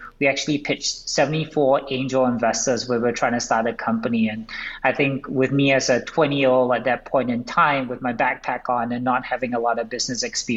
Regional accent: Singapore; moved away as an adult; now in United States; I grew up in Singapore.

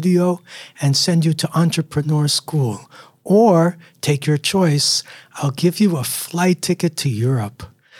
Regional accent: New York City, New York, United States; I was born in New York in 1965

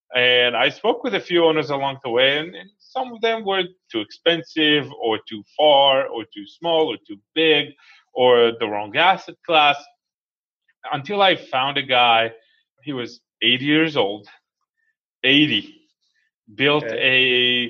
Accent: Israel; moved away as an adult; now in United States; I was born and raised in Israel

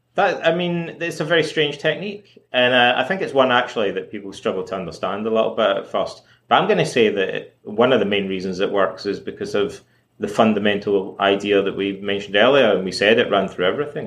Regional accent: Scotland, United Kingdom; also born or lived in Toronto; now in Montreal, Canada; when I was a kid, uh, growing up in Scotland

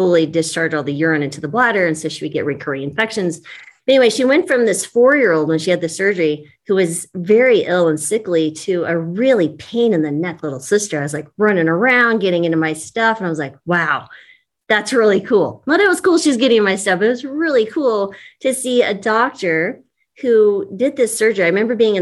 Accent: New Mexico, United States; now in Longmont, United States; growing up in New Mexico

